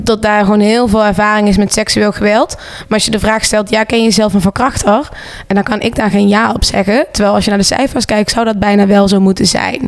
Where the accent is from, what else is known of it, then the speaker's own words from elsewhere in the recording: Venlo, Limburg, Netherlands; also born or lived in Breda; now in Rotterdam, Netherlands; Ik kom uit Venlo, heb heel lang gewoond in Breda. Woon nu in de mooie stad van Rotterdam.